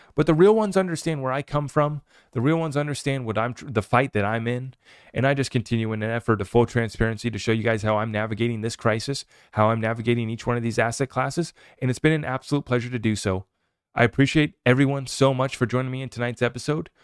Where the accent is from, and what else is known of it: United States